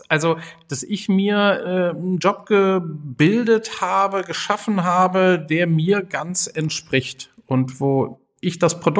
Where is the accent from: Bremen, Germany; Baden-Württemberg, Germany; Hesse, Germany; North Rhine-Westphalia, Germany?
North Rhine-Westphalia, Germany; Düsseldorf; now in Siebengebirge, Germany; Ich komme ursprünglich aus Düsseldorf, war dann so ein bisschen hier und da unterwegs und bin jetzt seit einer ganzen Reihe von Jahren schon in der Nähe von Bonn im Siebengebirge ähm, am Fuß des Drachenfelses.